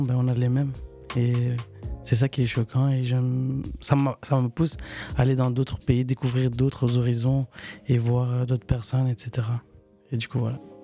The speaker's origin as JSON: {"language": "French", "country": "Ecuador", "moved": "yes", "said": "Je suis équatorien."}